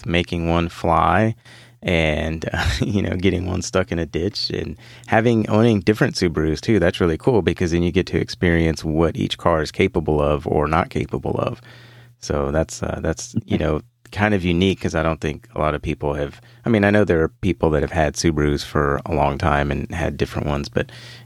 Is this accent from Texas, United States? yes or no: yes; Houston, Texas, United States; I grew up in Houston. I've lived here my whole life